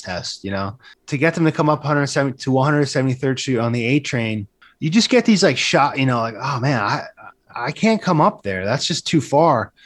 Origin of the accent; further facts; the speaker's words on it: Seaside Heights, New Jersey, United States; moved away as an adult; also born or lived in New York City; I'm from down by Seaside Heights